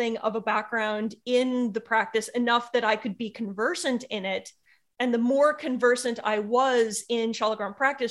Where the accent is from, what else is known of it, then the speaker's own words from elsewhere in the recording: United States; being an American